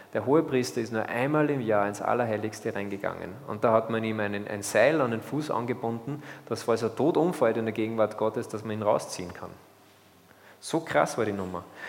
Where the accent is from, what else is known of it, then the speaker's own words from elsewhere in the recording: Austria; als Österreicher